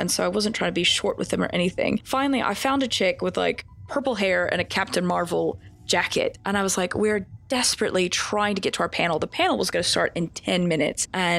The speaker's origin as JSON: {"language": "English", "country": "United States", "accent": "hybrid accent", "moved": "as an adult", "lives_now": "United Kingdom", "said": "So I do have this weird kind of hybrid accent going on because I am originally from the States, but I grew up as a military kid. So I didn't really have a regional accent. But then I moved here 10 years ago."}